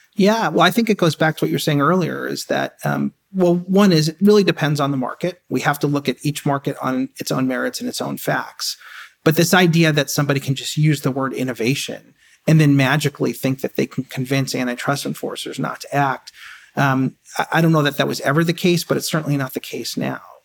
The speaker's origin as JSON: {"language": "English", "town": "New York City", "region": "New York", "country": "United States", "tie": "born or raised there", "said": "I grew up in, in a, you know, as middle class as you can get, in Queens, in an apartment"}